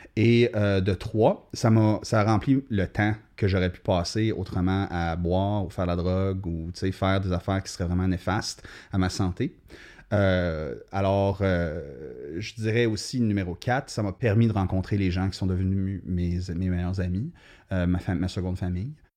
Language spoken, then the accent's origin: French; Sudbury, Ontario, Canada; moi, je suis né à Sudbury, donc la, culture littéraire locale était très forte